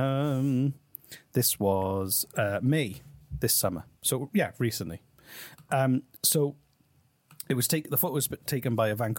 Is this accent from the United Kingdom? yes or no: yes; Wales, United Kingdom; I'm the one from Wales